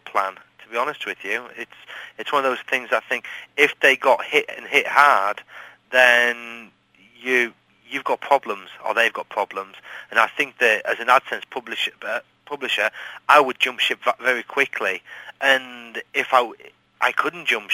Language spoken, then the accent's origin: English; England, United Kingdom; I'm English